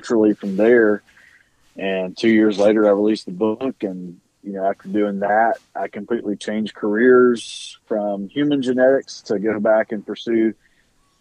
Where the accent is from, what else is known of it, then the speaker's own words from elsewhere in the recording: South Alabama, United States; Growing up in South Alabama